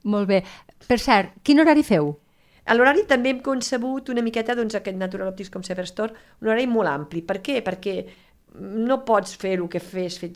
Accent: Lleida, Catalonia, Spain; som de Lleida, estem a Lleida

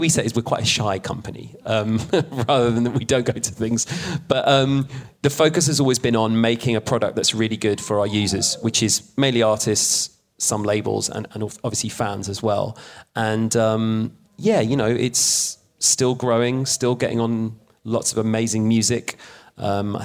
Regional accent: London, United Kingdom; moved away as an adult; also born or lived in Sheffield; I'm now back in my hometown of London

